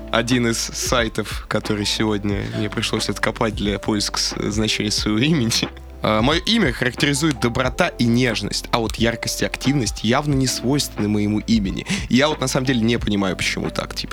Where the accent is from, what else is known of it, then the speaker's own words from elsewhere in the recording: Buryatia, Russia; Ну, я понимаю, я бурят, конь мое тотемное животное